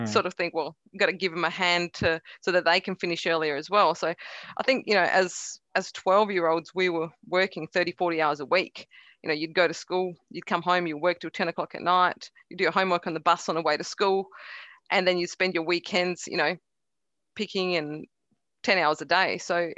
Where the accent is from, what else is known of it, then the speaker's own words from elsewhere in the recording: Carnarvon, Western Australia, Australia; English is a second language; also born or lived in Croatia; Yeah, I was born in Croatia. I came over to Australia when I was 9 years of age with zero knowledge of the English language.